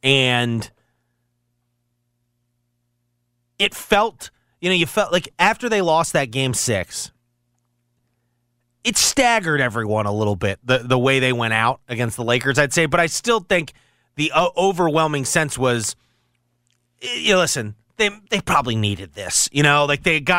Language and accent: English; Maryland, United States; I was a Duke fan growing up in Maryland territory.